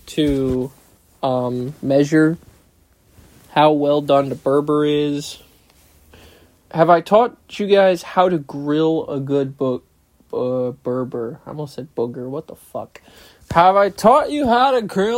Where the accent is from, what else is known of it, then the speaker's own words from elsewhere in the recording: United States; It's not my fault I'm American